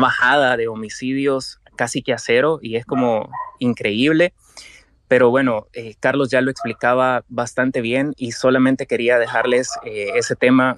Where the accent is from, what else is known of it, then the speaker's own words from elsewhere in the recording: El Salvador; soy del Salvador, soy periodista del Diario de Hoy